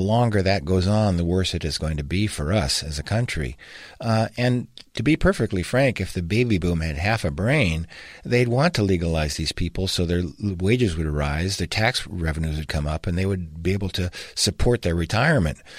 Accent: Washington, United States; I grew up in Washington State

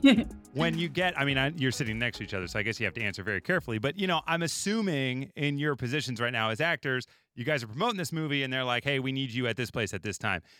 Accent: Chicago, Illinois, United States; also born or lived in Los Angeles; I'm from Chicago, I've lived in L A, lived in Chicago

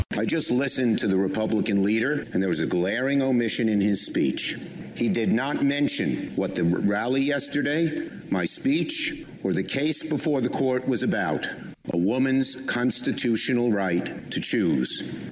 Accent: New York, United States; I'm from Brooklyn. We speak in strong language.

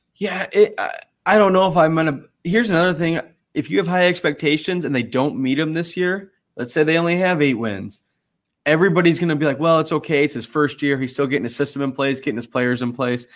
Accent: South Bend, Indiana, United States; growing up in South Bend and being, you know, a Notre Dame fan

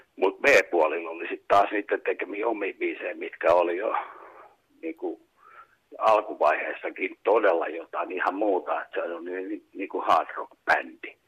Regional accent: Kuusankoski, Kymenlaakso, Finland; also born or lived in Kouvola; Muutettiin sitten Kuusalta Kouvolaan omakotitaloon

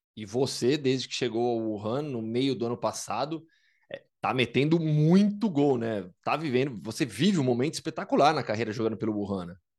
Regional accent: Campinas, São Paulo, Brazil; Eu sou de Campinas e joguei basquete na base

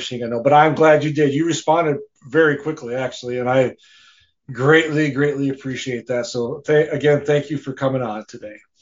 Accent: Rice Lake, Wisconsin, United States; I'm from Rice Lake, Wisconsin.

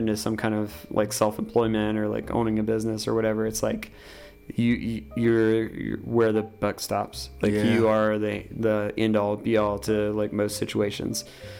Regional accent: Wilkes, North Carolina, United States; growing up in Wilkes

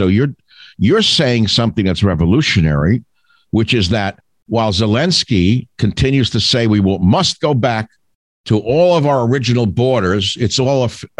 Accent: New York, United States; moved away; I came from New York.

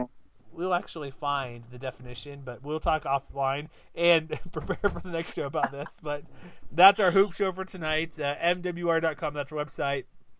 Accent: Texas, United States; now in Utah, United States; I am from Texas, but now living in Utah.

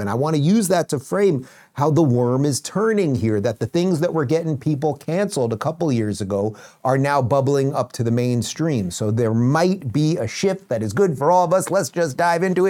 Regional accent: New York, United States; moved away as an adult; now in Florida, United States; I come from the Northeast. I come from a once great state known as New York

